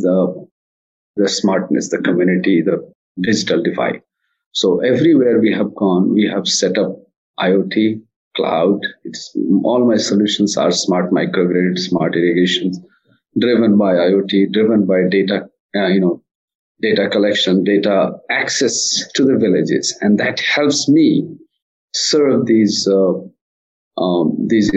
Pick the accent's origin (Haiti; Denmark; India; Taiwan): India; moved away as an adult; also born or lived in United States; I came back to India to set up another company, India operation, again in semiconductor. But then I used to usually visit my hometown